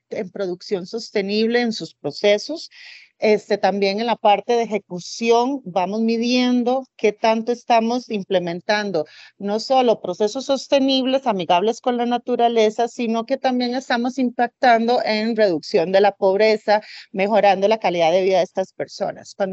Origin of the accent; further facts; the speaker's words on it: Alajuela, Costa Rica; now in Bogotá, Colombia; Aquí en Bogotá, bastante frío porque soy de Alajuela, Costa Rica, que allá es más caliente.